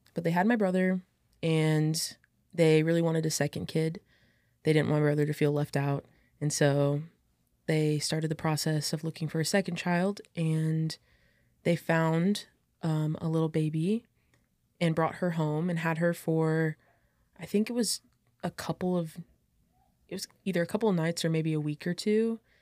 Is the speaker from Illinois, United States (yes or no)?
yes; Illinois, United States; also born or lived in St. Peters, Missouri; I was born in Saint Peter's, Missouri. So I had to stay over in Missouri until, like, I could, like, become, I guess, um, an Illinois resident